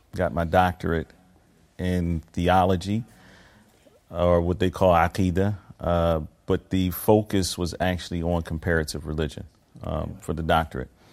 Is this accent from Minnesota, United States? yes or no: no; Philadelphia, Pennsylvania, United States; moved away as an adult; also born or lived in Medina, Saudi Arabia; I was born in Philadelphia, Pennsylvania, United States of America